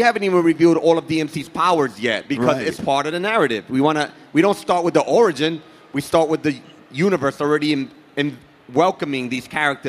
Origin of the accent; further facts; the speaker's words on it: New York City, New York, United States; Like Daryl and I, we grew up in New York City. We grew up in different parts of the city